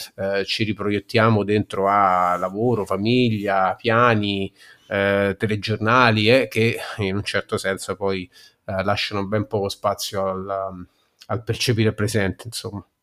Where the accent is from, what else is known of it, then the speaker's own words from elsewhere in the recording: Rome, Lazio, Italy; accent: Romanesco; parlo solo inglese e romanesco